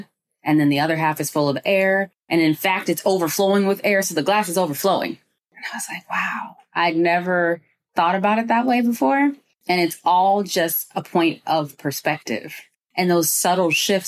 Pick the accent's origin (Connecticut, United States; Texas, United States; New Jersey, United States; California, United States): California, United States; Moorpark; also born or lived in Inglewood, California; I grew up in the safest city in America. It's called Moore Park